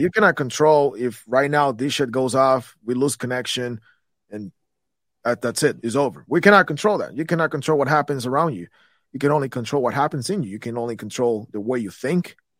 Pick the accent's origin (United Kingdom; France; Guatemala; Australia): Guatemala; Guatemala City, Guatemala Department; moved away as an adult; I come from Guatemala